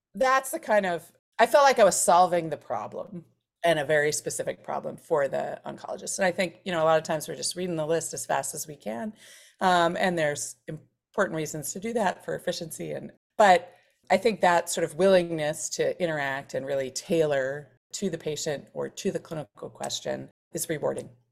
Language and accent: English; Philadelphia, Pennsylvania, United States; I grew up in Center City, Philadelphia, in a family of lawyers